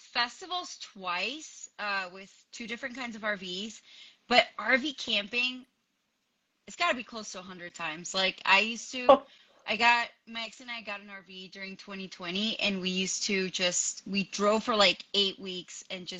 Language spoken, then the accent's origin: English; Florida, United States; moved away as an adult; also born or lived in Colombia; now in Denver, United States; So I'm from Colombia. I grew up in Florida, but I actually live in Denver, Colorado. I've been here for the past 2 years.